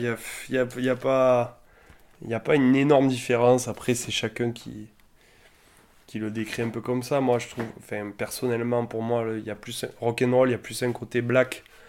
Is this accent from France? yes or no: yes; Alès, Occitania, France; on, on vient tous d'Alès